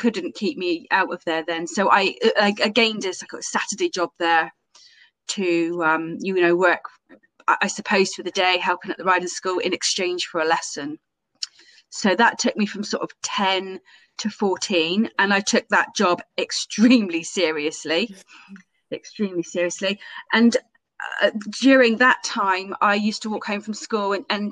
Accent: Camborne, South West England, United Kingdom; I am from Camborne, so kind of West Cornwall.

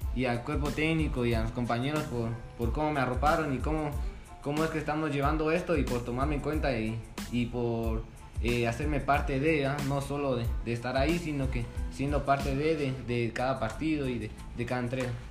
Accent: San Pedro Sacatepéquez, San Marcos, Guatemala; soy de acá de San Pedro

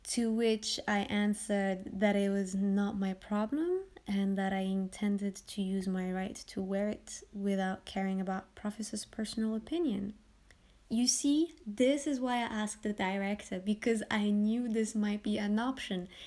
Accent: France; I was born and raised in France from Moroccan parents

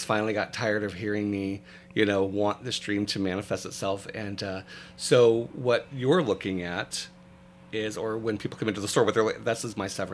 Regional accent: Michigan, United States; now in Orlando, United States; I'm from Michigan

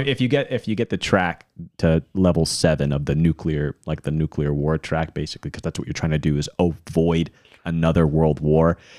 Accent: Hickory, North Carolina, United States; I grew up in Hickory, North Carolina

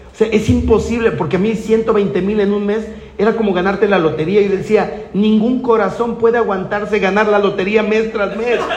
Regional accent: Guadalajara, Jalisco, Mexico; yo vengo de Guadalajara, tierra del mariachi y el tequila.

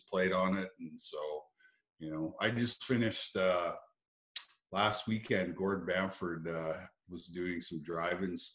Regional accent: Russell, Manitoba, Canada; also born or lived in Oxbow, Saskatchewan; I was born in Oxbow, but raised in Russell, Manitoba.

